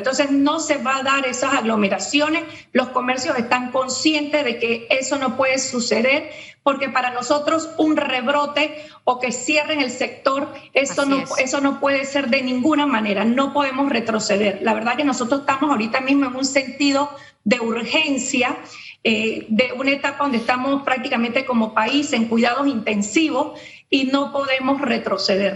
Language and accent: Spanish; Panama; todos jugamos como panameños